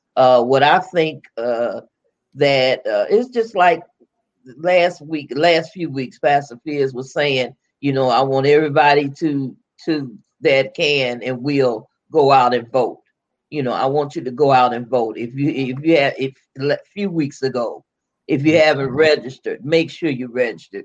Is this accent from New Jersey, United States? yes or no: no; Chicago, Illinois, United States; I was born and raised in Chicago. I am I'm not from down yonder